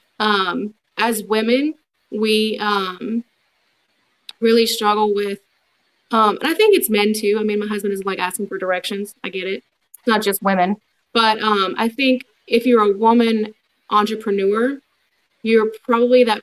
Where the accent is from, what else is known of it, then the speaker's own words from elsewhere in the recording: Baton Rouge, Louisiana, United States; now in Denham Springs, United States; growing up in Baton Rouge